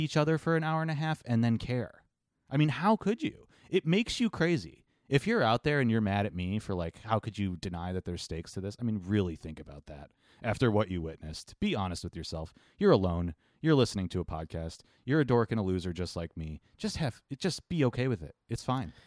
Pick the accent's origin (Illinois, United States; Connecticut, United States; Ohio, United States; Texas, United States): Ohio, United States; Cleveland; we're from Cleveland